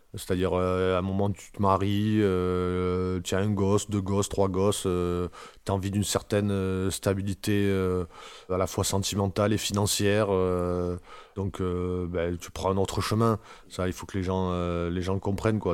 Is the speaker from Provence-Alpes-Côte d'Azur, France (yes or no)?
yes; Marseille, Provence-Alpes-Côte d'Azur, France; On vient pour la plupart de Marseille